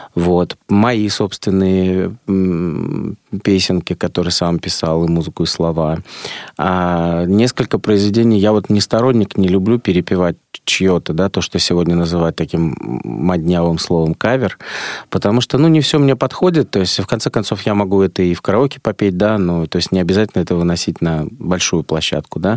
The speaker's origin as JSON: {"language": "Russian", "region": "Saint Petersburg", "country": "Russia", "tie": "born or raised there", "said": "у меня грузинская кровь, хотя я родился в Ленинграде"}